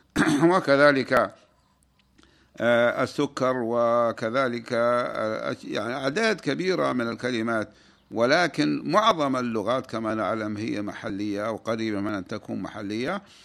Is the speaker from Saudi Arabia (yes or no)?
yes; Saudi Arabia; بلادنا المملكة العربية السعودية